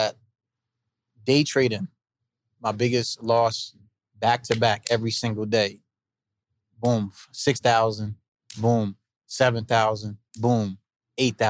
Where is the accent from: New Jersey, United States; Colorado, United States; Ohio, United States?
New Jersey, United States; East Orange; I'm from East Orange, New Jersey